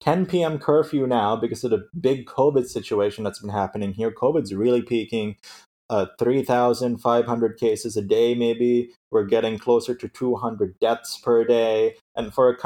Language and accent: English; United States; moved away as an adult; now in Sri Lanka; being an American in Sri Lanka